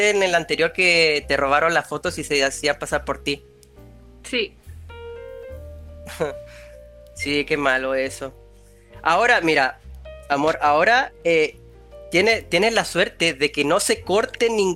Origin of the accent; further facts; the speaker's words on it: Chile; yo soy de Chile y en Chile es común que hayan terremotos.